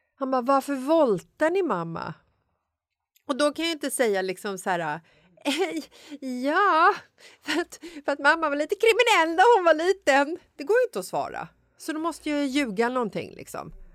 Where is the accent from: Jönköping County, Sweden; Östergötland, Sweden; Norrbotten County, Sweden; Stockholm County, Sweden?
Stockholm County, Sweden; Stockholm; jag är från Bagarmossen